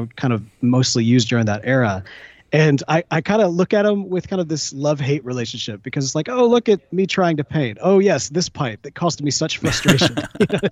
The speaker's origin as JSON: {"language": "English", "town": "Jackson", "region": "Mississippi", "country": "United States", "tie": "born or raised there", "also_born_or_lived": "Memphis, Tennessee", "moved": "as an adult", "said": "I had just moved from my home town in Jackson, Mississippi."}